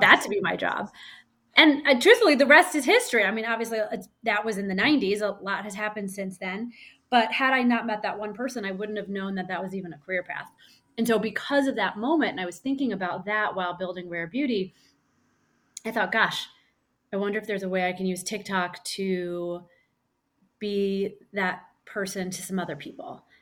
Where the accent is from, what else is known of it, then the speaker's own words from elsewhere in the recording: Missouri, United States; I grew up in Missouri